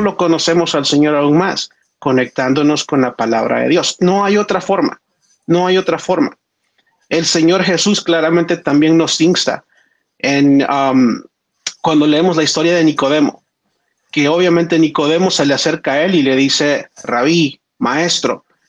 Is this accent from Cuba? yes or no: no; El Salvador; en el colegio adventista de donde yo soy en El Salvador